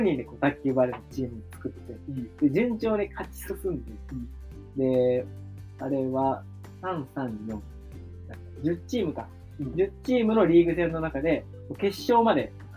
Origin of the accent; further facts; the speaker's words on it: Tokyo, Japan; moved away as an adult; now in Awaji Island, Japan; 東京生まれ、東京育ち、二十六歳の、我々が、淡路島に移住して